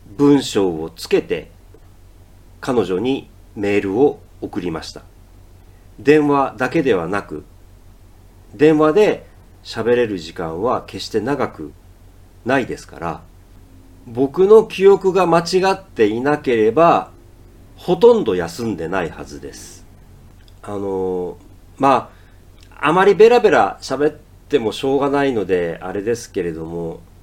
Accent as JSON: {"language": "Japanese", "region": "Ehime", "country": "Japan", "tie": "born or raised there", "also_born_or_lived": "Tokyo", "said": "僕は教師として地元の愛媛に戻って"}